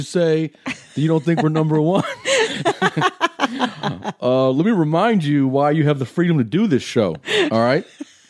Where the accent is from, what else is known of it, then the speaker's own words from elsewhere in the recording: United States; I'm American